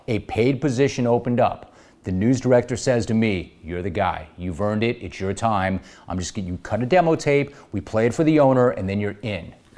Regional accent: Los Angeles, California, United States; I grew up in Los Angeles at a very different time

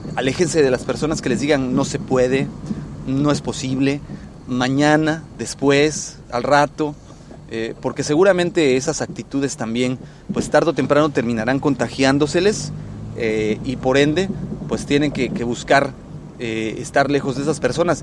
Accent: Mexico; en México, en mi país de origen, al cual quiero mucho

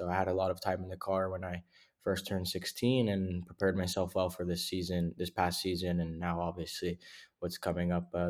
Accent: Davie, Florida, United States; I'm actually from Davie, Florida.

